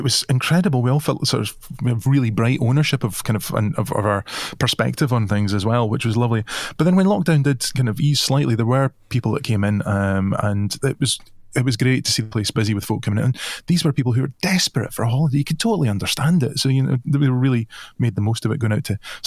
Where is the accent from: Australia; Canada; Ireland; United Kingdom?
United Kingdom; Dunoon, Scotland; now in Isle of Mull, United Kingdom; I grew up in Dunoon on the Firth of Clyde